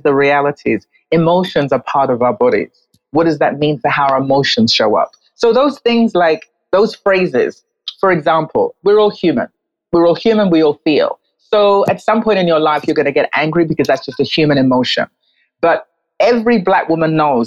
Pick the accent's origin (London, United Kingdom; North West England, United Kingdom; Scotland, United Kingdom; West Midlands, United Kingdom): London, United Kingdom; moved away as an adult; also born or lived in New York; now in Accra, Ghana; I was born in London, where I lived and worked as a journalist for a period of years. And then I moved to New York and lived and worked there as a journalist for 8 years before I moved to Accra